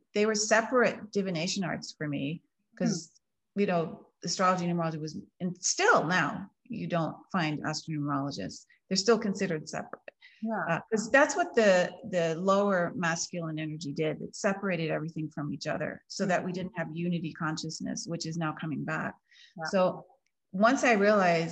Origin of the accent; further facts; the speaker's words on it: United States; I grew up in the German community outside of DC, Washington DC